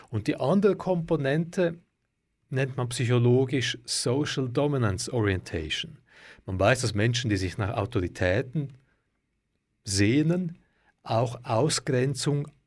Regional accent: Switzerland; wie man es vielleicht bei uns in der Schweiz jetzt wäre.

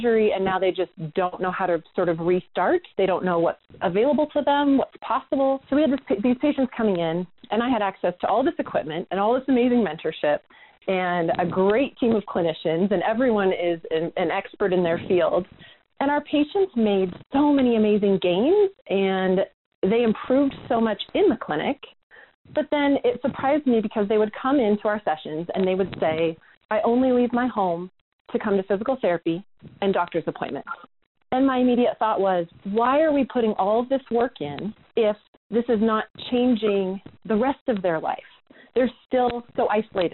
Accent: Eugene, Oregon, United States; also born or lived in Salem, Oregon / North Carolina; I grew up in Eugene, Oregon, and went to undergrad out here in Salem

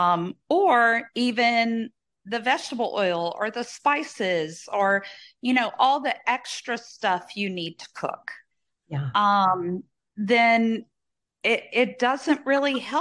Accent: Southern Louisiana, United States; growing up in Southern Louisiana

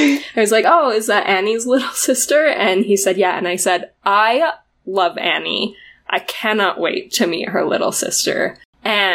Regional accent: Utah, United States; moved away as an adult; now in New Mexico, United States; Emily and I are originally from Utah. We grew up for the most part there

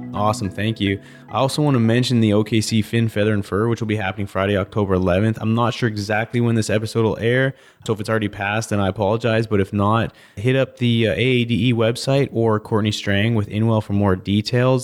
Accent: Canada; I'm from Canada

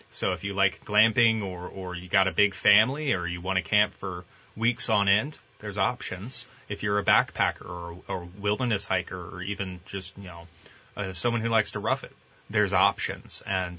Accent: Tyler, Texas, United States; I grew up here in Tyler.

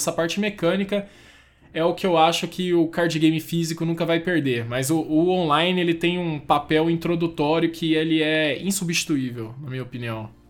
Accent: Goiânia, Goiás, Brazil; Eu sou de Goiânia, moro em Goiânia.

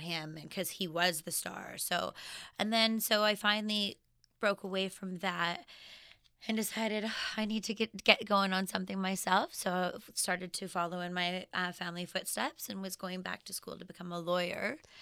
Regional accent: Regina, Saskatchewan, Canada; I was born in Regina, Saskatchewan

